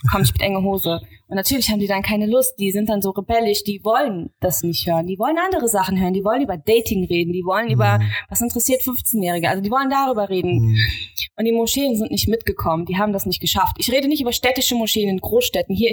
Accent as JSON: {"language": "German", "town": "Cologne", "region": "North Rhine-Westphalia", "country": "Germany", "said": "Wir, ich komme aus Köln, ne?"}